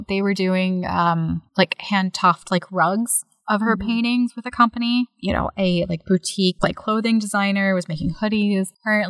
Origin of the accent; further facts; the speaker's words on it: United States; also born or lived in Virginia; as an American